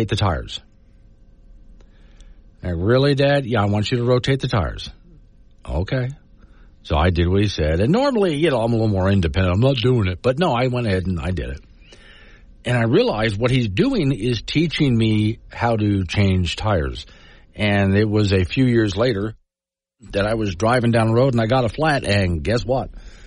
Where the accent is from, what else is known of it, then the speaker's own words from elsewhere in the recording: Florida, United States; now in Wyoming, United States; where I grew up in Florida